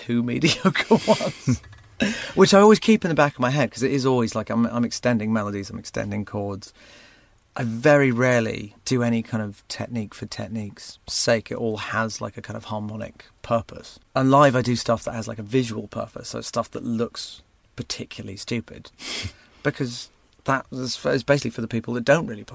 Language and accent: English; Surrey, South East England, United Kingdom; It's kind of Surrey. Nearest landmark is Gatwick Airport, kind of between Reigate and Redhill